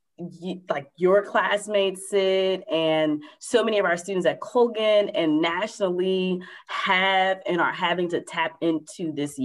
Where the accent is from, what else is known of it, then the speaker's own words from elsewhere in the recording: Southern Virginia, United States; moved away; also born or lived in North Carolina; I'm from Southern Virginia. I'm born and a little bit raised in North Carolina